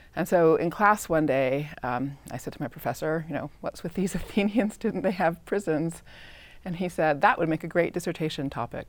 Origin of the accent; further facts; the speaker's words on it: Claremont, California, United States; I grew up in Southern California, Claremont